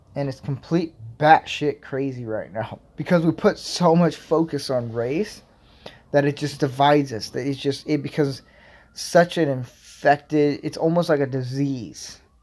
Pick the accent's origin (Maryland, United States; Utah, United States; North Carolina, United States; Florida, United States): Florida, United States; I grew up in Florida